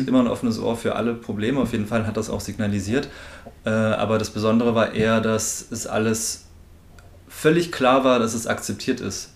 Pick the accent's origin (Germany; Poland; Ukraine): Germany; near Naumburg an der Saale, Saxony-Anhalt; der Nähe von Naumburg an der Saale